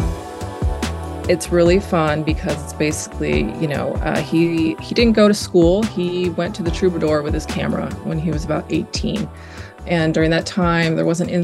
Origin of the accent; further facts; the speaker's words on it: Los Angeles, California, United States; from Los Angeles, born and raised. I grew up in the Valley.